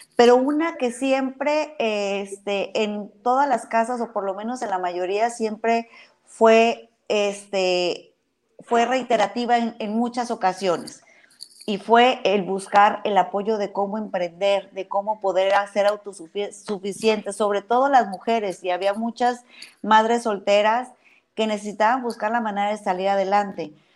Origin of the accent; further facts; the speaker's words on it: Baja California Sur, Mexico; yo soy una muy orgullosa sudcaliforniana. Defiendo mi tierra